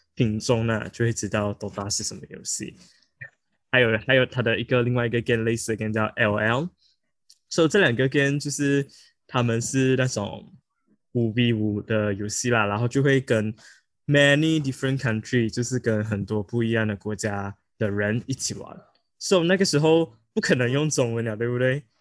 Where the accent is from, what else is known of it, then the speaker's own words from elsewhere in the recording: Malaysia; 因为我们是马来西亚人